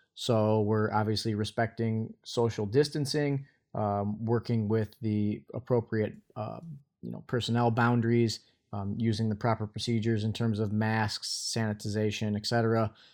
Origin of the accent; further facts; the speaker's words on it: Michigan, United States; my home state here is Michigan